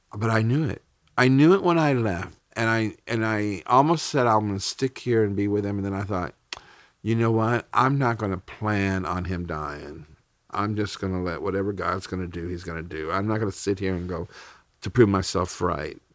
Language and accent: English; United States; as an American